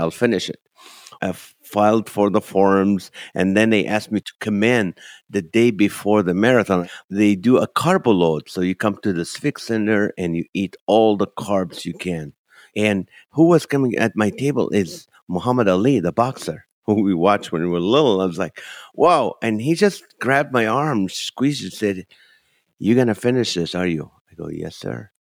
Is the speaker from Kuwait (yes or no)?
yes; Kuwait; moved away as an adult; also born or lived in Nazareth, Israel / Toledo, Ohio, United States; now in United States; I was born in the Holy Land in Nazareth, Israel, and grew up in Kuwait and moved to the U.S.